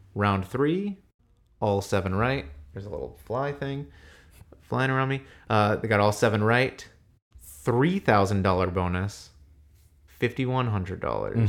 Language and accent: English; United States; I'm American.